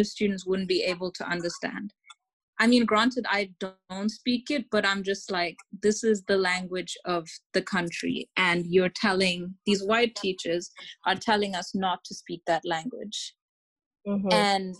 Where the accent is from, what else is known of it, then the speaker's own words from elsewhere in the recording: Botswana; And a reason why I always like specified that I'm from Botswana